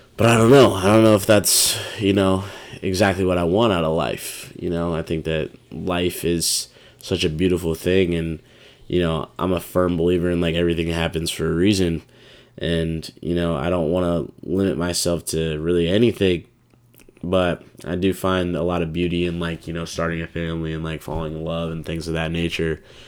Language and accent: English; Des Moines, Iowa, United States; a lot of people in my hometown